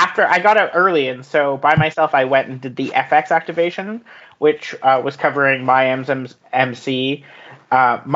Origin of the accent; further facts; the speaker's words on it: United Kingdom; I'm British